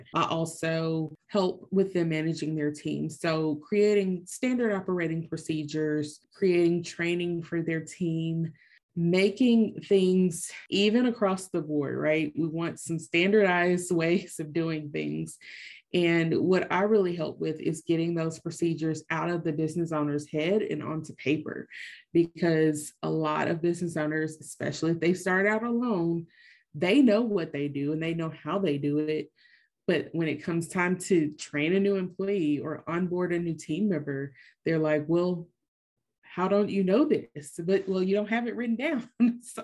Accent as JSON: {"language": "English", "region": "Tennessee", "country": "United States", "tie": "born or raised there", "also_born_or_lived": "Nashville", "said": "I'm from Nashville, or I live in Nashville now, but a Tennessean my whole life"}